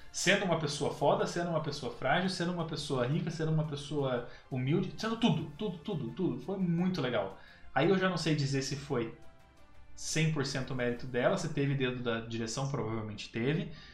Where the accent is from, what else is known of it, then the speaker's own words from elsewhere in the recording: Brazil; como brasileiro